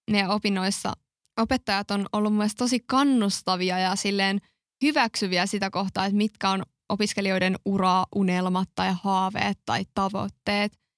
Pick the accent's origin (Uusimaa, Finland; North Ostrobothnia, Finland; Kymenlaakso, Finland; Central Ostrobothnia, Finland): Central Ostrobothnia, Finland; Kokkola; moved away as an adult; now in Tampere, Finland; mäkin muutin tosiaan Kokkolasta Tampereelle, jos jollakin on jäänyt epäselväksi, niin olen Kokkolasta.